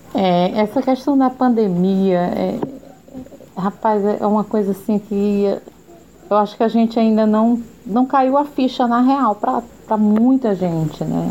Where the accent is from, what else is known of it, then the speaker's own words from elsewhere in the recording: Teresina, Piauí, Brazil; moved away; also born or lived in São Paulo; Eu sou teresinense, mas voltei aqui para Teresina há cinco anos